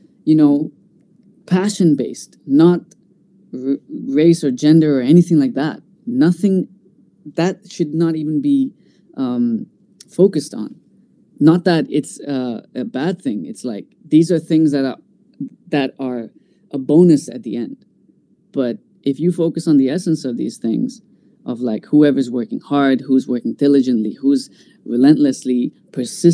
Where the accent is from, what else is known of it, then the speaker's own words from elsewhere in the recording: Bahrain; being an Indian in this part of the world